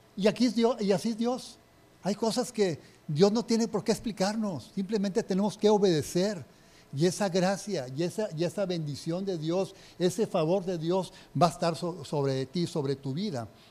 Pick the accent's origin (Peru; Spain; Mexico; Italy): Mexico; Linares, Nuevo León; yo soy de Linares